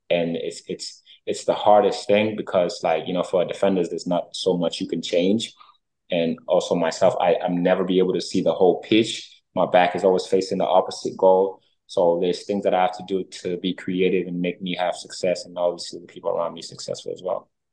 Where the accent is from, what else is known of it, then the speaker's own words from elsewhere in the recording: United States; I was raised in America